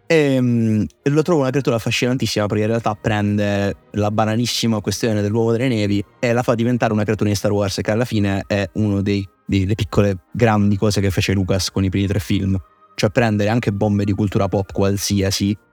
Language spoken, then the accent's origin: Italian; Southern Italy, Italy; da terrone